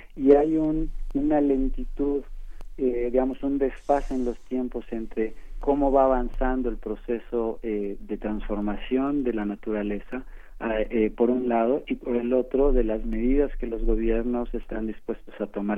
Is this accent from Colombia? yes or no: no; Mexico; como mexicanos